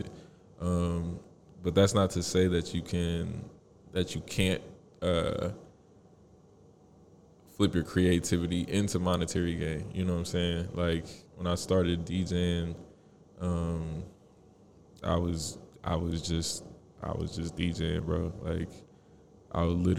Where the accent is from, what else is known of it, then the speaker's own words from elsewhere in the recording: Indianapolis, Indiana, United States; I was born in Indy, born and raised.